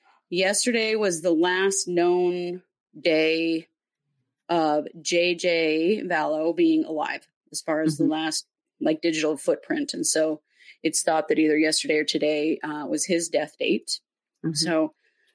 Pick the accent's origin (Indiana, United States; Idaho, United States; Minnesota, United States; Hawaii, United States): Idaho, United States; We are not. We're American. We're from Idaho.